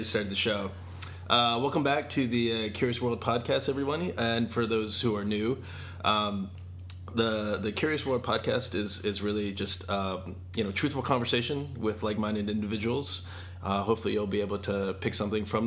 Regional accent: Newport News, Virginia, United States; I'm from Virginia

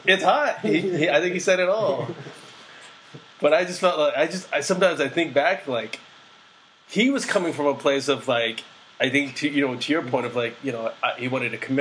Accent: United States; being Asian American

